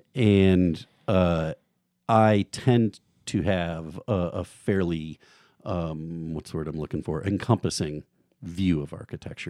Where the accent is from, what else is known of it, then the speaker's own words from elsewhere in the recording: outside of Chicago, Illinois, United States; moved away as an adult; also born or lived in Notre Dame, Indiana / Washington, D.C. / Eugene, Oregon; now in Moscow, Idaho, United States; I grew up in the Midwest outside of Chicago